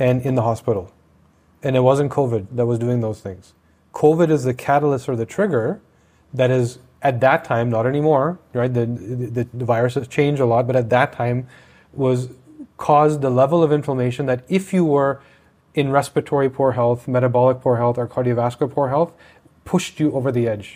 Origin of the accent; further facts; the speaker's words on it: Canada; I'm Canadian